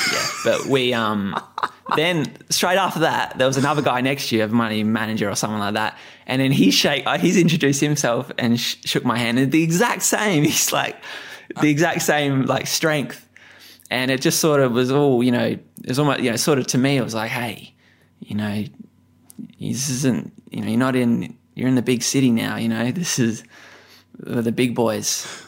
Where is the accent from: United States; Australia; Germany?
Australia; Adelaide, South Australia; I'm just a kid, I'm just coming from Adelaide, this kid rocking up